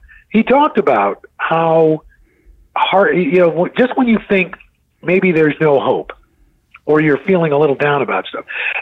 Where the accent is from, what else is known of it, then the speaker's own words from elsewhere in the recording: New York City, New York, United States; growing up in New York City, you know, when I was a kid